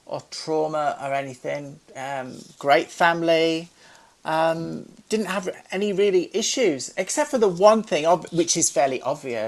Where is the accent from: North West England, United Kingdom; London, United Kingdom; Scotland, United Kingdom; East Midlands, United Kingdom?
North West England, United Kingdom; Carlisle; growing up in Carlisle, which is near Penrith